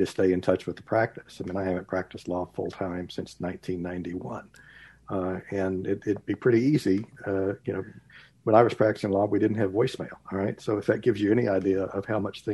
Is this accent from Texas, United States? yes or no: yes; Texas, United States; moved away as an adult; also born or lived in Midwest / Dallas, Texas; I grew up in Texas and went off to college and law school in the Midwest